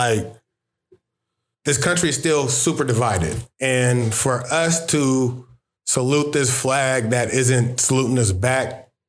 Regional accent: United States; I'm American.

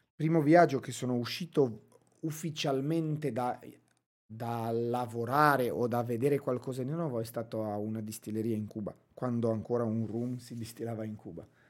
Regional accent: Romania; Italian is a second language; also born or lived in England; now in Brescia, Italy; Sono nato, e cresciuto in Romania, poi eh, trasferito in Inghilterra

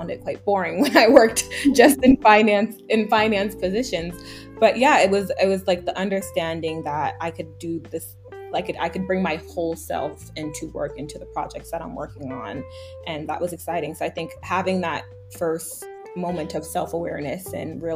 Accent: New York, United States; I grew up in New York.

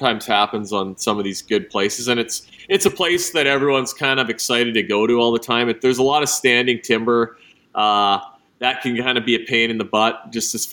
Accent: Kenora, Ontario, Canada; From Lake of the Woods, Kenora, Ontario, and, grew up fishing, had access to a boat as a little kid.

